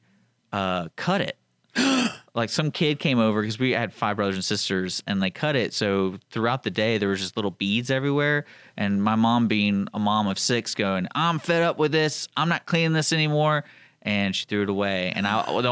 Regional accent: Houston, Texas, United States; I grew up in Houston

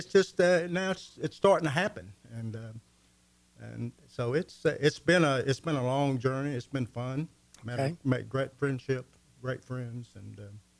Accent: Houston, Texas, United States; also born or lived in Pittsburgh, Pennsylvania; now in Conroe, United States; I'm a native Houstonian, born and raised in the Heights, went to Reagan High School

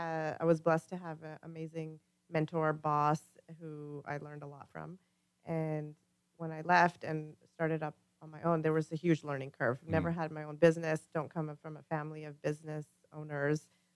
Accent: Vancouver, British Columbia, Canada; moved away as an adult; now in United States; We're born and raised in Canada.

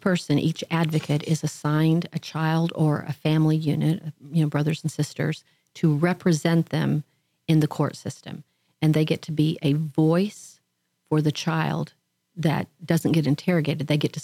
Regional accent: Oklahoma, United States; moved away as an adult; now in The Woodlands, United States; I'm originally from Oklahoma.

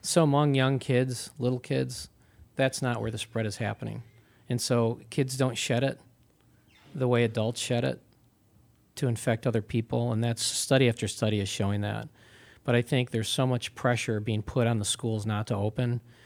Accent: Pittsford, New York, United States; upstate New York and at Pittsford, Pittsford, Mendon

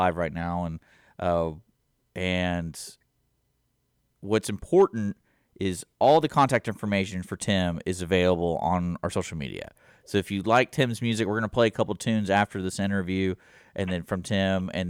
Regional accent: Houston, Texas, United States; I grew up in Houston

